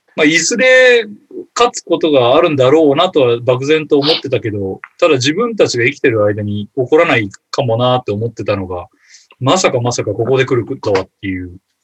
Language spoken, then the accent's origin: Japanese; Ehime, Japan; 愛媛の、まあ、うちの実家の近くに